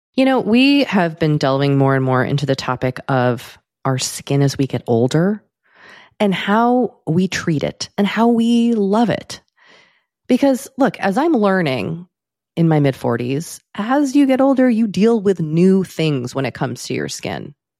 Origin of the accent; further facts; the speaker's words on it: United States; speaking as an American